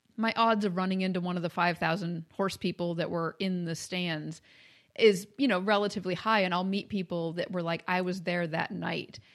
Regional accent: Maine, United States; also born or lived in Kentucky; now in Ohio, United States; I grew up in Maine

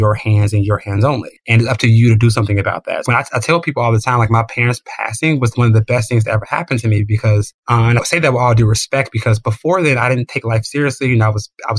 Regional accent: Chicago, Illinois, United States; I grew up on the South Side of Chicago in a pretty impoverished neighborhood

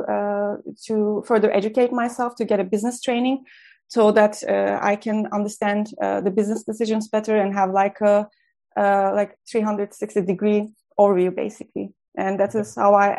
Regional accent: Turkey; moved away; I trained as a lawyer in my home country in Turkey

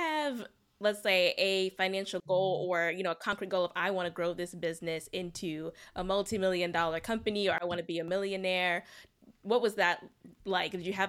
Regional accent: New York City, New York, United States; I grew up in New York City, too

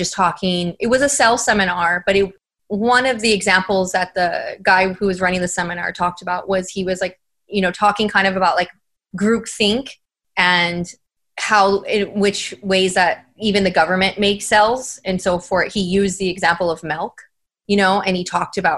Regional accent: San Antonio, Texas, United States; moved away as an adult; also born or lived in San Diego; now in San Antonio, United States; I need to get back to my hometown and, you know, work there, do what I'm doing out in San Diego, but do it in San Antonio

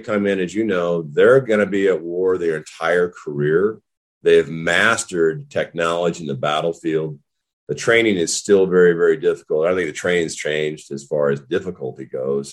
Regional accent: Whitefish, Montana, United States; moved away as an adult; growing up in Whitefish, Montana, you know, little logging town

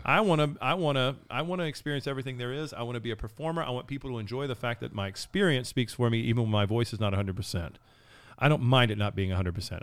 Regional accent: United States; I'm American.

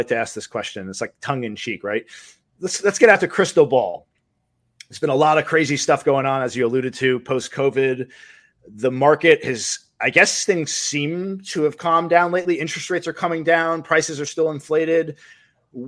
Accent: Rockland, New York, United States; now in Florida, United States; I moved down from New York in 95. I'm from Rockland

